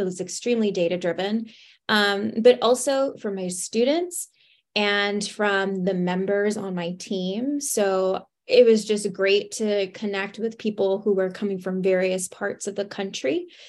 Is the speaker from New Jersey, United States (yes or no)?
no; Laredo, Texas, United States; So I am originally from Laredo, Texas, from the border, and ended up graduating from Texas State University with a degree in opera.